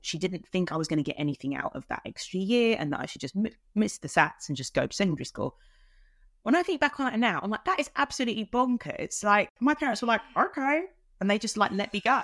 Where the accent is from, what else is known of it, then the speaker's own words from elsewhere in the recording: London, United Kingdom; I'm from South London. I was born in, in South East London and lived mainly in the borough of Lewisham